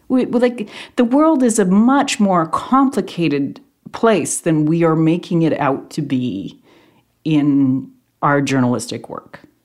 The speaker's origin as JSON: {"language": "English", "country": "Canada", "said": "Canadian journalists"}